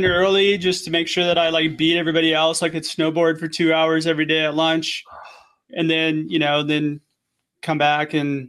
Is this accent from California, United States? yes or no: yes; Agoura Hills, California, United States; moved away as an adult; also born or lived in Idaho / Hawaii; now in Orange County, United States; I grew up in Agoura Hills, which is like Ventura County. Yeah. In the Ventura County side. So it's LA, Ventura County, kind of right there.